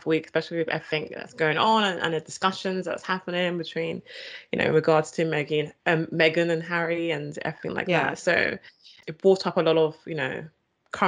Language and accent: English; United Kingdom; I'm British